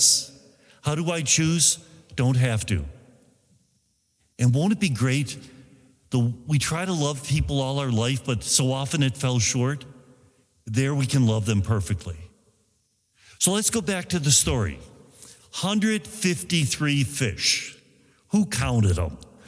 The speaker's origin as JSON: {"language": "English", "town": "Buffalo", "region": "New York", "country": "United States", "also_born_or_lived": "Italy", "moved": "as an adult", "lives_now": "Rome, Italy", "said": "I'm from Buffalo"}